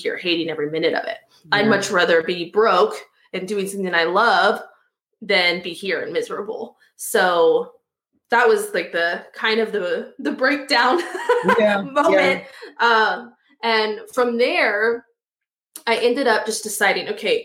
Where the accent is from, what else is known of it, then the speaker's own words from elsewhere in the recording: Austin, Texas, United States; moved away; I grew up in Austin, Texas, and I went back there